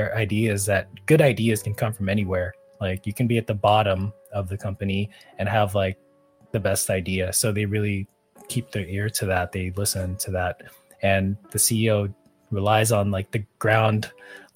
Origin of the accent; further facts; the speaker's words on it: Silicon Valley, California, United States; growing up in the Silicon Valley